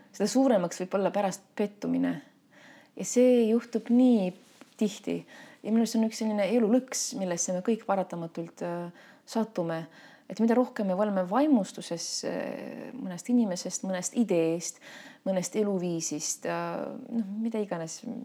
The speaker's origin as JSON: {"language": "Estonian", "town": "Tallinn", "region": "Harju County", "country": "Estonia", "tie": "born or raised there", "said": "ma sündisin Tallinnas ja noh, võib küll öelda, et ma olen linnalaps"}